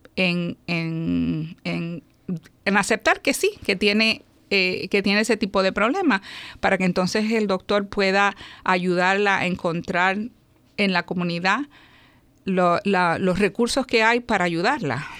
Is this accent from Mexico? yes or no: no; Puerto Rico; also born or lived in New York, United States; me, crié en Puerto Rico